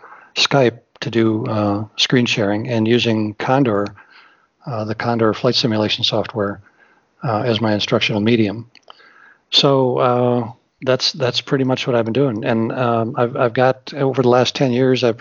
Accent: Wisconsin, United States; I'm from Wisconsin, so I'm kind of a flatlander

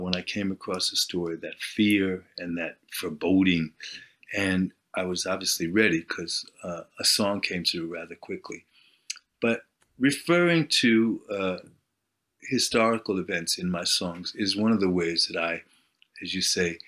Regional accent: New York, United States; moved away as an adult; now in Sweden; I'm from New York originally, so it was a bit of a homecoming

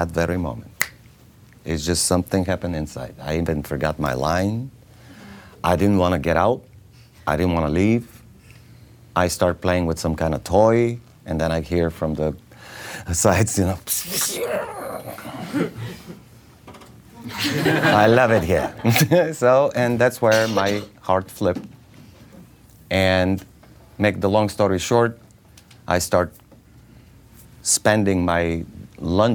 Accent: Bulgaria; English is a second language; moved away; I'm from Bulgaria

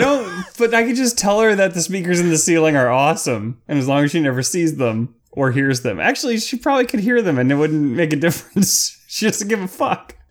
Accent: Clearwater, Florida, United States; near my hometown of Clearwater, Florida.

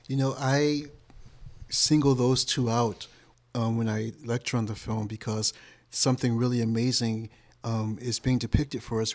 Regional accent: Detroit, Michigan, United States; moved away; I'm originally from Detroit.

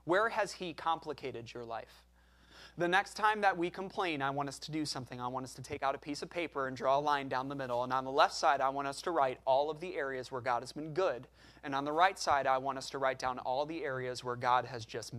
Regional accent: United States; we are all American

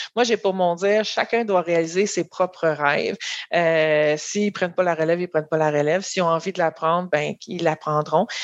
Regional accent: Haut-Richelieu, Montérégie, Quebec, Canada; moved away as an adult; je viens de la Montérégie, là, mais j'étais plus euh, dans le Haut-Richelieu.

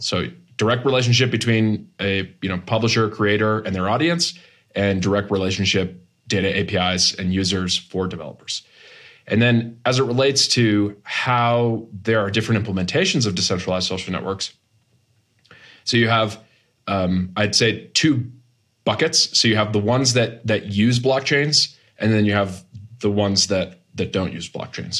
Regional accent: Massachusetts, United States; moved away as an adult; also born or lived in Boston / Silicon Valley; I grew up in Massachusetts, went to school on the East Coast, worked in Boston for a few years and then moved to Silicon Valley in twenty thirteen

